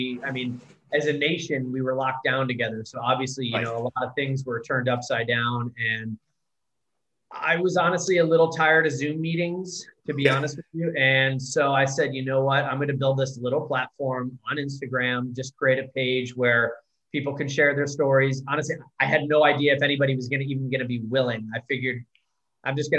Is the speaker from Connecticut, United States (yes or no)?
yes; Connecticut, United States; now in San Diego, United States; I grew up with parents that were very well off in Connecticut.